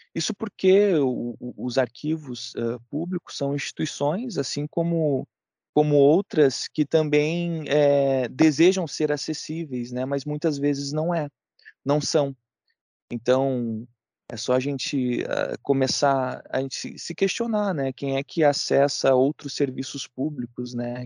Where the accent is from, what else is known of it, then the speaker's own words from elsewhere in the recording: Brazil; sendo, sendo brasileiro